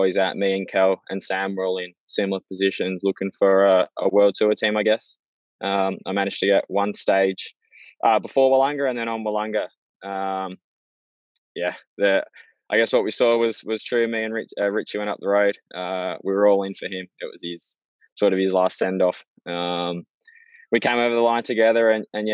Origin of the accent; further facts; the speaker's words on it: Australia; being an Aussie